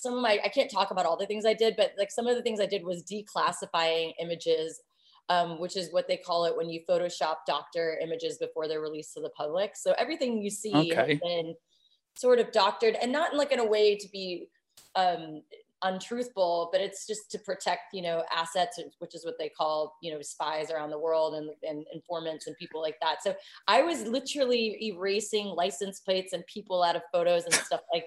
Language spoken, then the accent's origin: English; Virginia, United States; I grew up in Virginia and all over the world. Both of my parents were CIA, actually. And so we were stationed all over traveling at a young age.